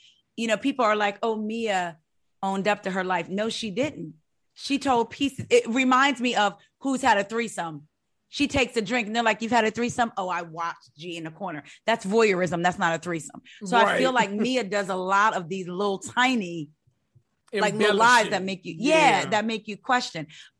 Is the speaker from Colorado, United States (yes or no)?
no; New Jersey, United States; I am from Jersey, the country part of Jersey. I am country.